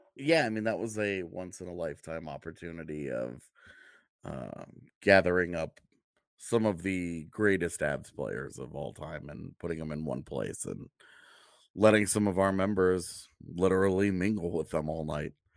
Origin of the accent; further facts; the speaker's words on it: outside of Houston, Texas, United States; moved away; growing up outside of Houston and going to Astros games